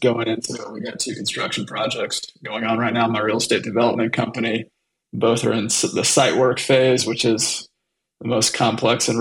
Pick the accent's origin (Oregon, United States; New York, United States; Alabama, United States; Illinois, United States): Alabama, United States; Southern; moved away as an adult; also born or lived in Dallas, Texas / Atlanta, Georgia; I grew up in Southern Alabama and Dallas, Texas, for the most part. So graduated high school in Southern Alabama